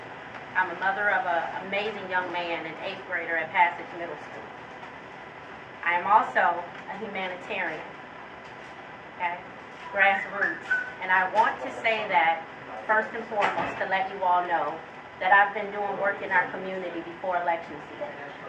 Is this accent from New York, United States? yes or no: no; Los Angeles, California, United States; also born or lived in Newport News, Virginia; I'm from Newport News, Virginia. However, I spent a great deal of time of my life in Los Angeles, California. I was raised in Apodaca, and while in Los Angeles, I was raised on the east side of Los Angeles.